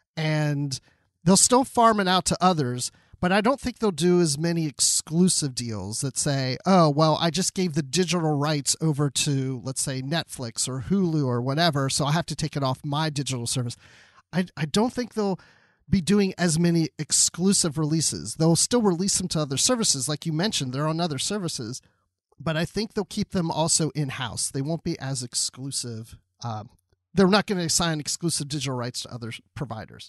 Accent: Maryland, United States; growing up in Maryland as a kid

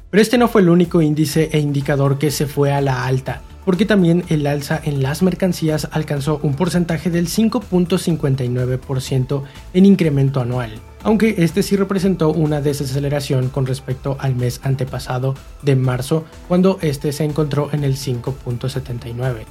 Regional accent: Mexico; como mexicanos

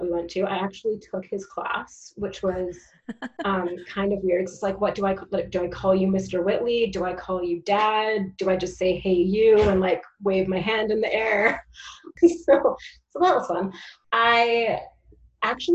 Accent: Langley, British Columbia, Canada; now in Vancouver, Canada; I grew up in Langley

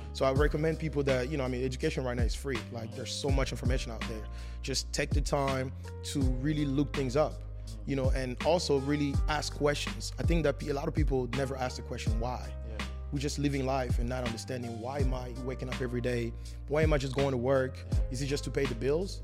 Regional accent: France; English is a second language; moved away as an adult; also born or lived in Congo; now in United States; I was born in the Congo and moved to France when I was four years old

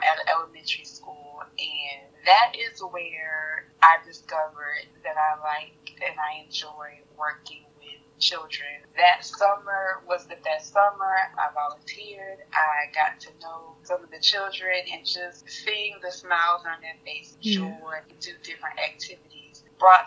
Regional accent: Walterboro, South Carolina, United States; I am originally from Walterboro, South Carolina, and I was raised by my grandparents

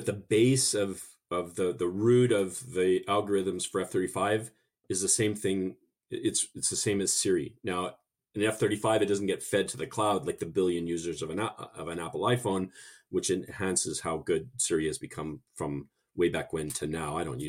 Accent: Canada; accent: half Canadian; It must be my half Canadian accent.

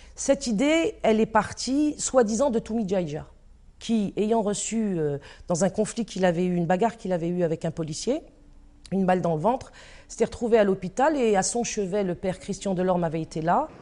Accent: Paris, Île-de-France, France; Je suis née en 1958 à Paris 14e.

